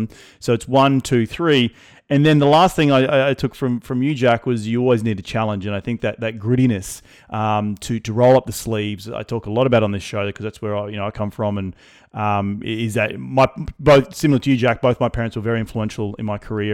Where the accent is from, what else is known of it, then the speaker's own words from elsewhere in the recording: Australia; moved away; I'm from Australia. I like to go back to Australia 2 or 3 times a year.